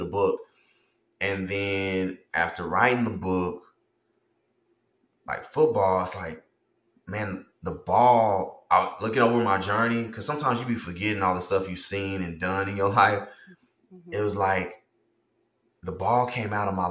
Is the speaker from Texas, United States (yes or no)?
yes; the South, Texas, United States; a young boy growing up in the South